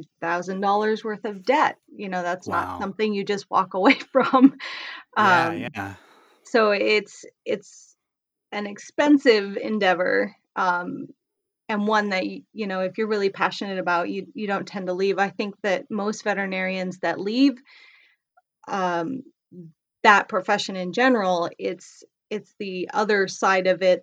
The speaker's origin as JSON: {"language": "English", "country": "Canada", "moved": "as an adult", "lives_now": "United States", "said": "I'm originally from Canada, so I went to school in Canada, but I have talked to other veterinarians in the States here."}